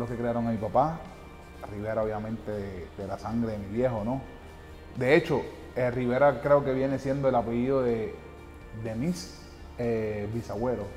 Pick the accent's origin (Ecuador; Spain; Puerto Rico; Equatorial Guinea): Puerto Rico; Patillas; Vengo de un, de un humilde barrio, un humilde pueblo de Puerto Rico, un barrio que se llama Los Pollos